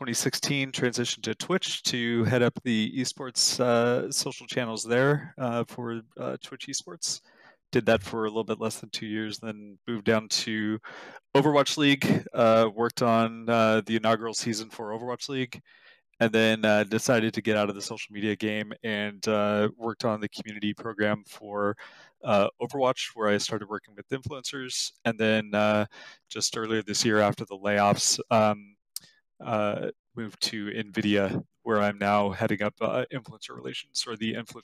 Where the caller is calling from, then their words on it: Santa Clara, California, United States; I'm in lovely Santa Clara, California.